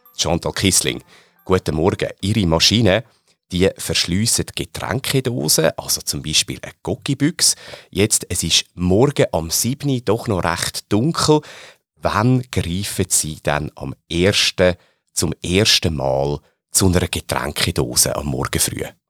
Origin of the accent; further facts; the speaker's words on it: Switzerland; die Schweizer ähm, Mentalität, jetzt auch sehr positiv gemeint, oder mhm. teilweise auch mit unseren kleinen Macken, die wir ja durchaus haben in unserem Land